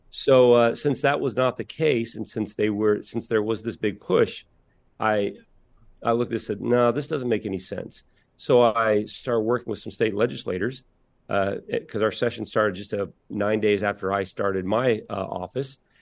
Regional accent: Indiana, United States; I'm from Indiana

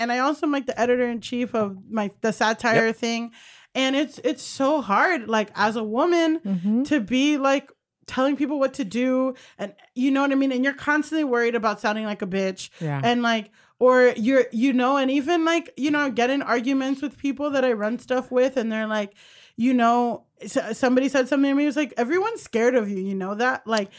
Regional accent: Hollywood, Florida, United States; Thank you. I'm from Hollywood, Florida.

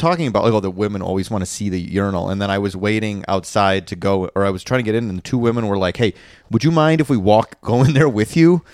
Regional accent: Chicago, Illinois, United States; moved away; growing up in Chicago, the Chicago area

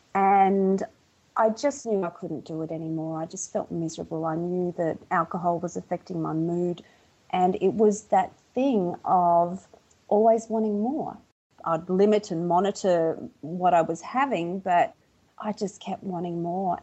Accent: Melbourne, Victoria, Australia; accent: Aussie; moved away as an adult; now in Sydney, Australia; originally I'm from Melbourne, Victoria, in Australia. So I live in Australia, but now I'm living in Sydney. I've probably been in Sydney for about 22 years now

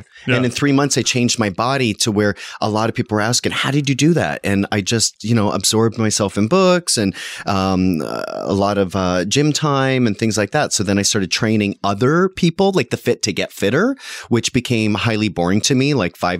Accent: Canada; now in United States; No, I was plucked from Canada in the original pre-Broadway Mamma Mia cast.

